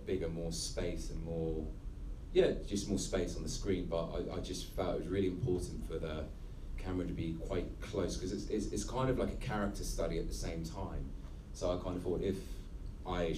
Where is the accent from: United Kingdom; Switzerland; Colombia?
United Kingdom; Havant, South East England; I grew up in Leigh Park, and it was one of the biggest housing estates